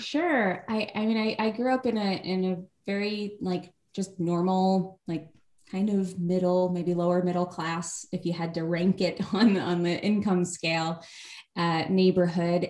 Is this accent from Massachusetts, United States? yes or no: no; New York, United States; also born or lived in Los Angeles, United States; now in Austin, United States; Been here uh, a little over two years. We were in Los Angeles before that, and I grew up in New York